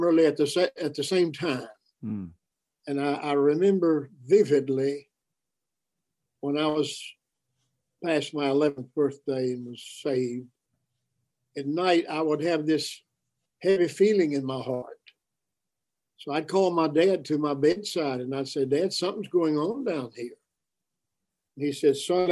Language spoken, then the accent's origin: English; Danville, Virginia, United States; I was born in Danville, Virginia